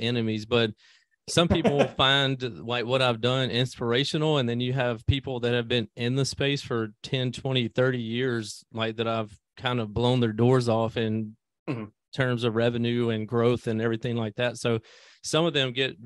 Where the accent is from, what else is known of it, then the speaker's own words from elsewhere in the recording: Greenville, Mississippi, United States; I come from Greenville, Mississippi, a very small country town in Mississippi